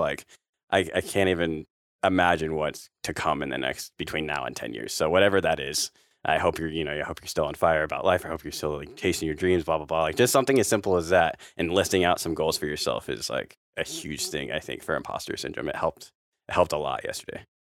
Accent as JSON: {"language": "English", "region": "California", "country": "United States", "tie": "born or raised there", "said": "I'm from Cali, so we don't really, a, at least in the valley and stuff, we don't, I didn't grow up with snow around me"}